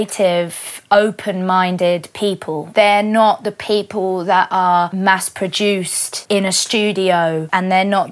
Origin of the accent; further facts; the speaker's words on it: London, United Kingdom; I would always identify myself as a Londoner